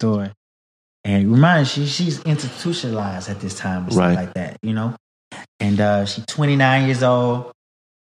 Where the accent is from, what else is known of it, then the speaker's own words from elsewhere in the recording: Houston, Texas, United States; I'm from Houston, from a very historic, community in Houston called Third Ward.